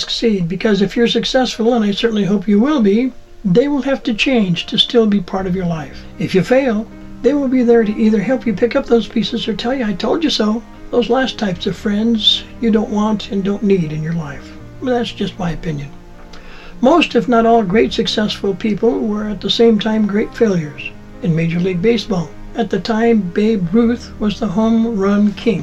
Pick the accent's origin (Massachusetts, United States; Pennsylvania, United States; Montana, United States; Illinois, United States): Montana, United States; In my youth, I worked for the Department of Agriculture in the U.S. Forest Service, fighting fires and planting trees in my home state of Montana